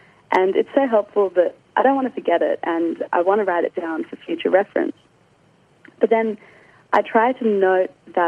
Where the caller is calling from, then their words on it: Sydney, New South Wales, Australia; I'm calling from Sydney.